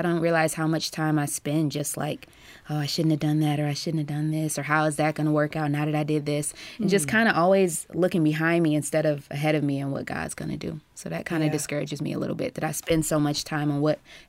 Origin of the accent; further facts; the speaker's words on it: Southfield, Michigan, United States; I'm actually from Southfield, Michigan, right outside of Detroit.